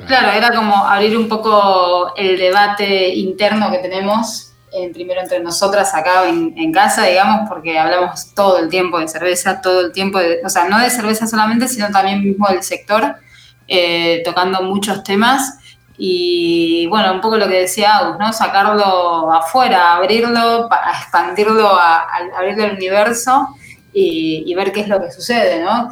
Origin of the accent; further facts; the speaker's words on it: Mar del Plata, Buenos Aires Province, Argentina; Mar del Plata, que es en la costa de, Argentina, en la ciudad de donde soy